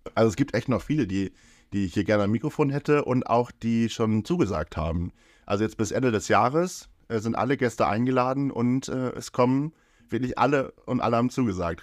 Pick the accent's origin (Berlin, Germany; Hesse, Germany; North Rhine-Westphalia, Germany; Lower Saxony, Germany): Lower Saxony, Germany; Brillit; ich komme ja aus Brillitt